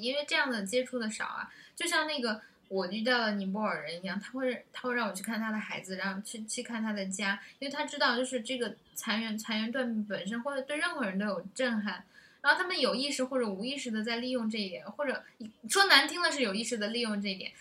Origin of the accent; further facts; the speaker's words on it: China; 我们中国人